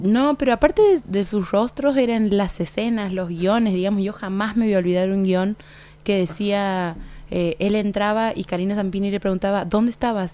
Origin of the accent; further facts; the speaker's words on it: Argentina; nosotros como argentinos